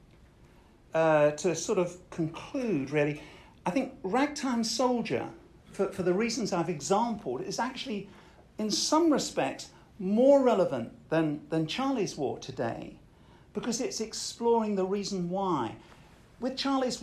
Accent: Colchester, East of England, United Kingdom; My hometown is Colchester, a military town

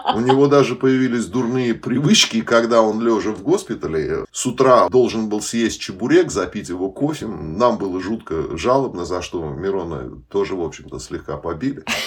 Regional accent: Uzbekistan; moved away; особенно выходцы из Узбекистана

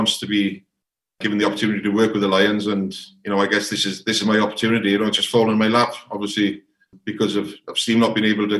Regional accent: Welsh, Wales, United Kingdom; being a Welsh coach is coaching in Wales

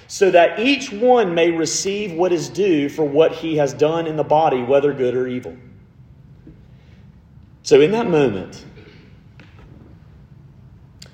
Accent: Montgomery, Alabama, United States; I am from Montgomery, Alabama, which is 45 minutes from Auburn

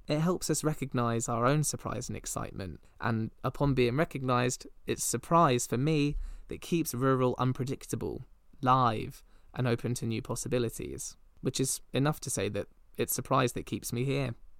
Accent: Midsomer Norton, South West England, United Kingdom; my hometown, Midsummer Norton

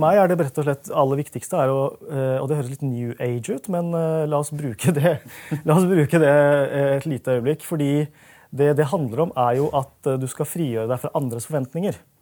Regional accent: Norway; also born or lived in London; jeg er norsk, og jeg er norsk på min måte

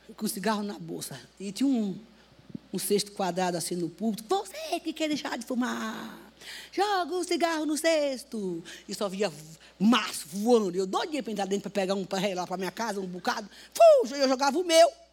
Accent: Northeast Region, Brazil; now in São Paulo, Brazil; eu vim do Nordeste

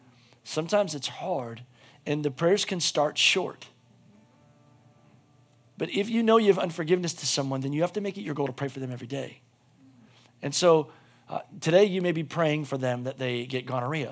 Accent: United States; as an American

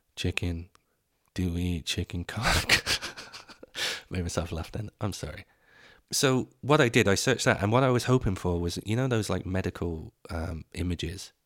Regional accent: England, United Kingdom; moved away as an adult; now in Dublin, Ireland; I grew up in Ireland, uh, in, in England

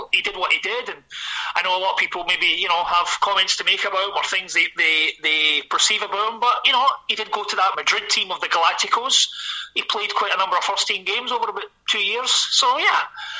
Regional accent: Glasgow, Scotland, United Kingdom; as you can hear from my accent, I am from Glasgow

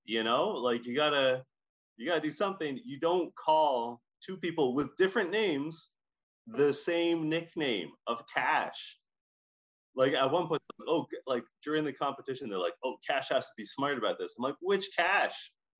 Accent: Scotland, United Kingdom; accent: Scottish; When I was growing up, I had a little Scottish accent because I am a Scottish accent.

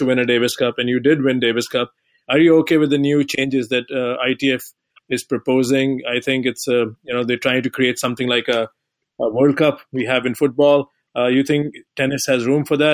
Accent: India; moved away; I'm coming originally from India

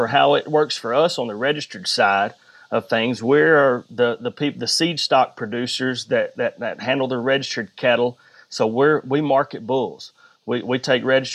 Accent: Jackson, Tennessee, United States; also born or lived in Bradford, Tennessee; But I was raised in Jackson, did all my elementary, middle, and high school in Jackson before I did finish up in Bradford.

